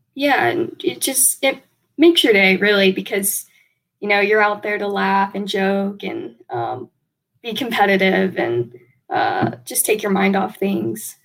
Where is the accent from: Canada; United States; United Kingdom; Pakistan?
United States; Warner Robins, Georgia; moved away; originally, we're from Warner Robins, Georgia